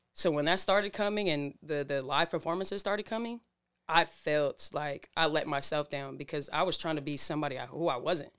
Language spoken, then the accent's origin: English; Burien, Washington, United States; born or raised there; also born or lived in Waipahu, Hawaii / Oakland, California / Seattle, Washington